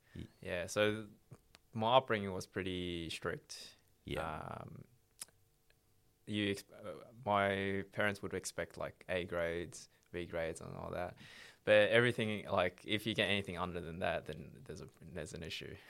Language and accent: English; Melbourne, Victoria, Australia; originally uh, from Melbourne, born born and raised in Melbourne